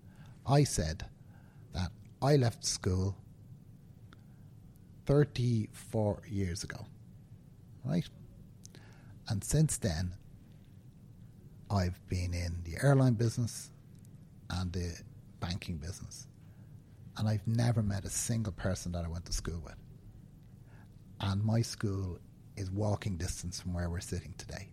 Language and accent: English; Dublin, Leinster, Ireland; You can tell from my accent that I was born and live in Dublin